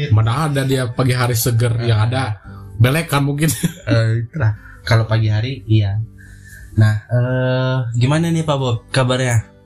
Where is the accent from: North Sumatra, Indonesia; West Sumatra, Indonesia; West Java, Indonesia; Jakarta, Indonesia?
West Java, Indonesia; Garut; also born or lived in Bandung; Jadi gue tuh eh, lahir di Garut mm -hmm. dan sebenarnya masa kecil sih gue tinggal di sana.